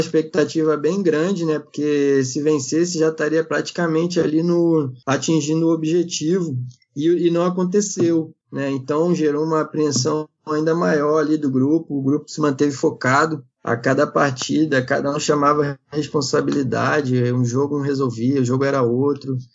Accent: Rio de Janeiro, Brazil; also born or lived in São José dos Campos; eu sou natural de São José dos Campos, né? Mas minha família sempre morou no Rio de Janeiro, né? Então todos cariocas aí a galera pensa que eu sou carioca. Na verdade, meu pai na época jogava, também foi atleta, jogava no São José, então nasci lá, mas sempre ah, morei no Rio a maior parte da minha vida

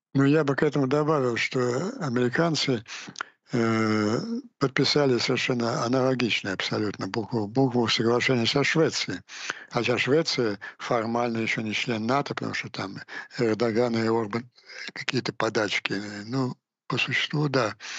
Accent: Ukraine; просто как украинец

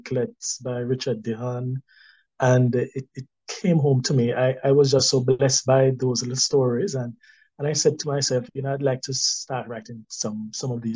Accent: Kingston, Jamaica; I was born in Kingston

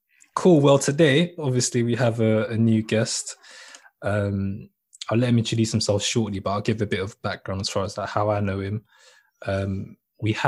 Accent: London, United Kingdom; I grew up in South London, so I grew up on initially in Peckham

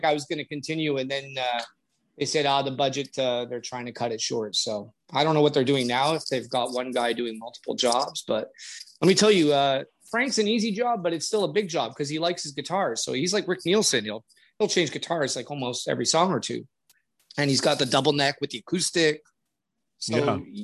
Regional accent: Canada; I'm Canadian

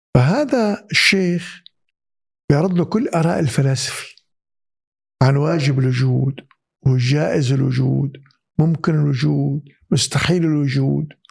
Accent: Syria; moved away; بالمدارس عندنا بسوريا

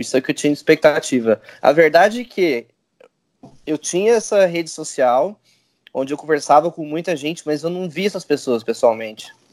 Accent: Goiânia, Goiás, Brazil; Eu sou de Goiânia

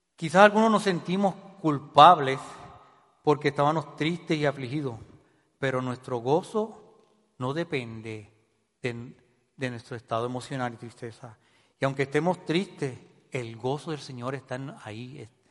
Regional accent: Puerto Rico

